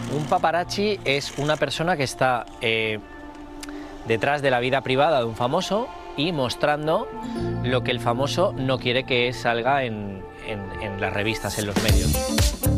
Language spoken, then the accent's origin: Spanish; Spain; moved away; los pioneros somos los españoles